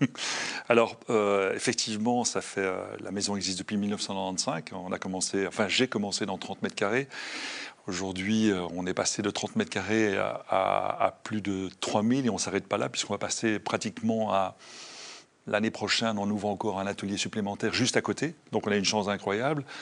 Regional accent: Brussels, Brussels-Capital Region, Belgium; je suis bruxellois dans l'âme, j'adore Bruxelles.

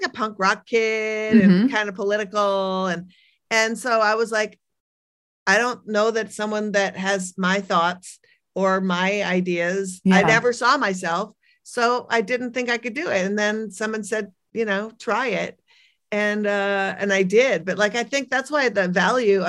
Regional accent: Minneapolis, Minnesota, United States; also born or lived in Brooklyn, New York; I am from Minneapolis. I live here half the year and I live in Brooklyn the other half

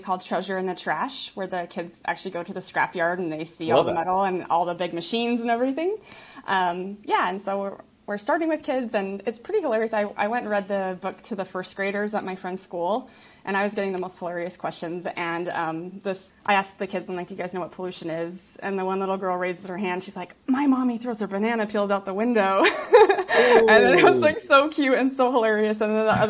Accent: Utah, United States; I grew up in Utah that was like 0% recycling when I grew up

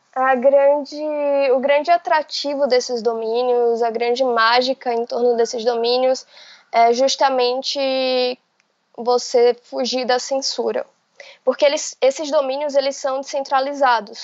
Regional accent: Bahia, Brazil; also born or lived in Salvador; Eu, eu sou da Bahia e eu moro em Salvador

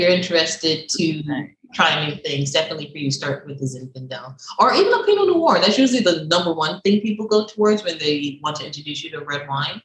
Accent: New York, United States; moved away as an adult; also born or lived in Barbados; now in Miami, United States; I'm born in Barbados, raised in New York

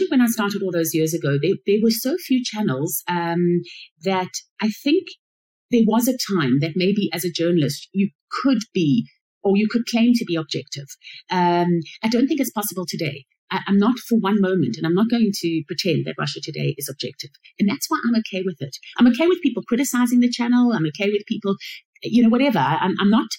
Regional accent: Johannesburg, Gauteng, South Africa; moved away as an adult; also born or lived in Middle East; back in my hometown in Johannesburg, South Africa

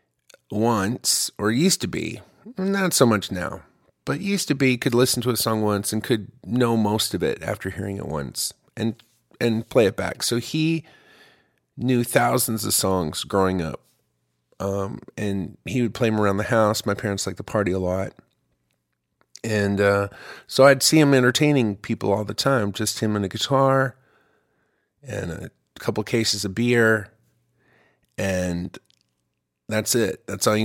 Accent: Ypsilanti, Michigan, United States; now in Austin, United States; I'm originally from Ypsilanti, Michigan

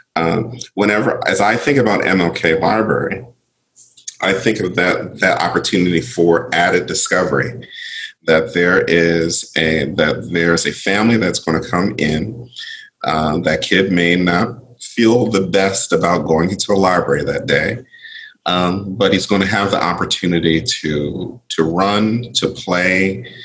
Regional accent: Philadelphia, Pennsylvania, United States; I grew up in Philadelphia

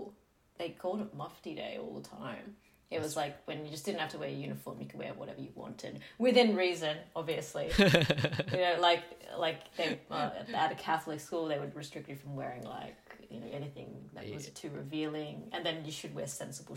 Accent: Sydney, New South Wales, Australia; I grew up in Western Sydney

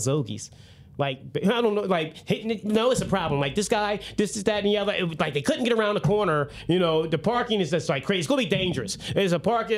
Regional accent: Salem, New Jersey, United States; multi-million dollar business in Salem. That's my hometown

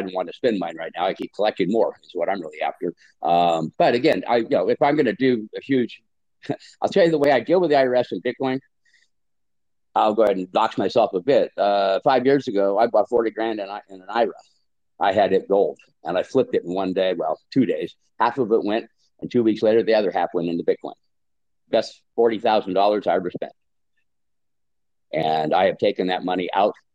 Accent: United States; moved away as an adult; also born or lived in California / Washington / Baja California Sur, Mexico; now in La Paz, Mexico; I grew up in California and Washington since I was a kid

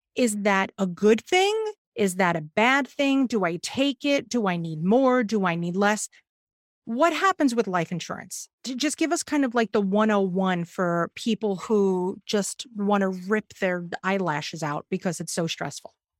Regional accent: New York, United States; as a New Yorker

